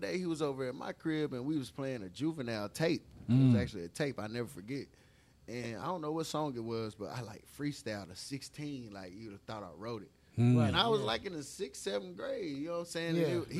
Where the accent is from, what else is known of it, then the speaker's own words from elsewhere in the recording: Knoxville, Tennessee, United States; also born or lived in California; Originally, I'm from Knoxville. I came home from the hospital to East Fifth. Shout out to East Fifth. I ain't stay on East Fifth long, but I'm from the gun zone. I grew up in Walter P.